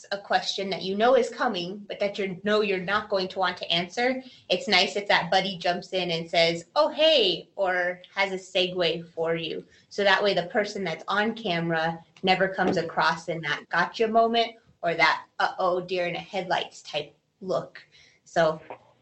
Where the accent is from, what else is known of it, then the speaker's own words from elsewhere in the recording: Albuquerque, New Mexico, United States; also born or lived in Portales, New Mexico / Washington State; I am an Albuquerque native, born and raised in Albuquerque, El Dorado High School grad